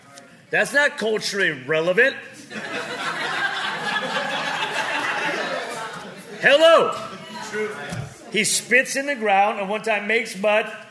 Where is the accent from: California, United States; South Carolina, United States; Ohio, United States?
California, United States; Pico Rivera; also born or lived in Seattle; now in Las Vegas, United States; I'm some guy from Pico Rivera, California